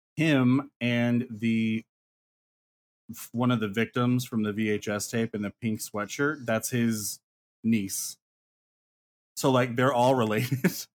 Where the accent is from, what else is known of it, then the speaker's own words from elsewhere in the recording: Ely, Nevada, United States; It's in Ely, Nevada